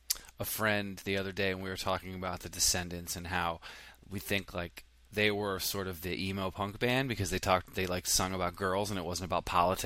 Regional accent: East Coast, United States; I grew up on the East Coast.

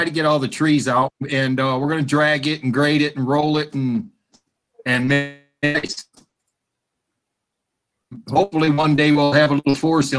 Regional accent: Manchester, Michigan, United States; I grew up in Manchester

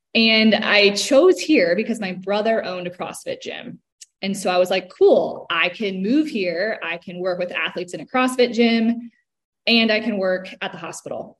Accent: Cleveland, Ohio, United States; moved away as an adult; now in Charlotte, United States; I'm from Cleveland, Ohio

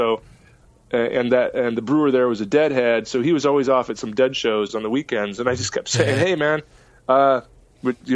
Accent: Mukilteo, Washington, United States; moved away as an adult; now in New York City, United States; wanted to move back home. To Mukilteo, Washington

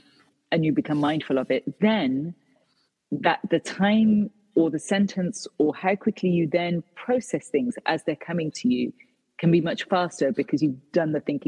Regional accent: United Kingdom; So for example, my own country, as in I'm third generation British, but I'm of Indian heritage.

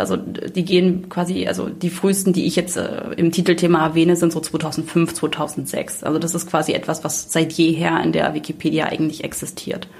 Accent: Saxony, Germany; ich komme selber aus Sachsen

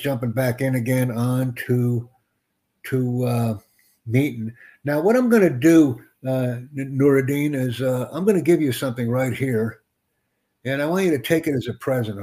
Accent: United States; I'm from the United States, man. I'm in New York City right now

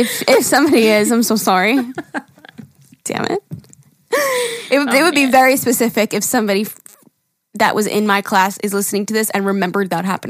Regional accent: Wyoming, United States; A little backstory. I'm from Wyoming. And no, we don't ride horses to work or school.

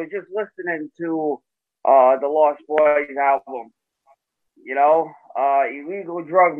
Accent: Smithfield, Rhode Island, United States; I'm from Smithfield, Rhode Island.

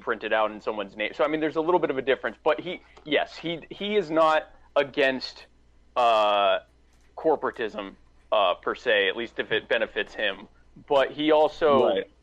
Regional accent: South Carolina, United States; I'm from South, so I live in South Carolina Nikki Haley was my governor

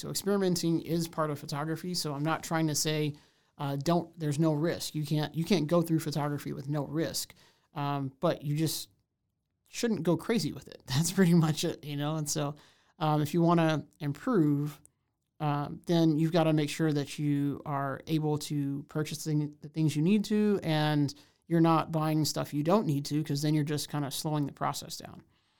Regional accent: Houston, Texas, United States; now in Waco, United States; I'm originally from Houston. So, you know, kind of huge place to smaller place.

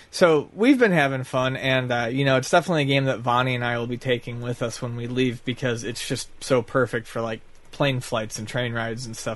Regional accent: Buffalo, New York, United States; Time yeah, from Buffalo. Yeah, I'm from Buffalo.

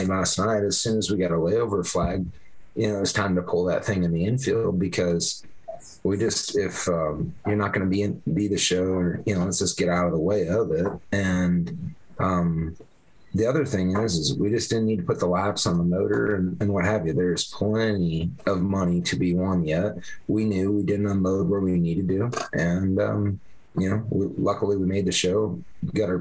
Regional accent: Vinton, Iowa, United States; I grew up in the Vinton area

